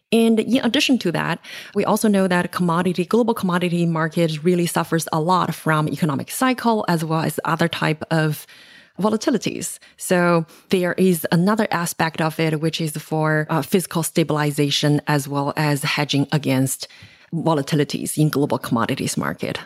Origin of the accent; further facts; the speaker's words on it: China; moved away as an adult; now in United States; I grew up in China in an era where, you know, it's, um, my generation is the so-called one child generation.